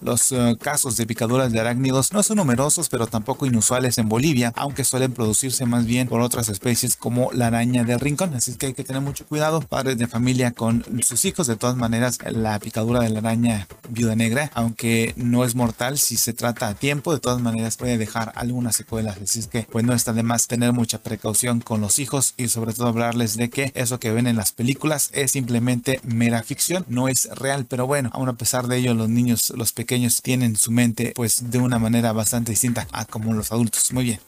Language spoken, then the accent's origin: Spanish; Mexico